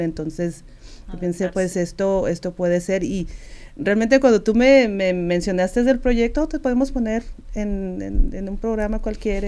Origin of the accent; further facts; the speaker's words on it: Sinaloa, Mexico; accent: norteño; moved away as an adult; yo soy de Sinaloa y tengo este acento norteño y siempre lo voy a tener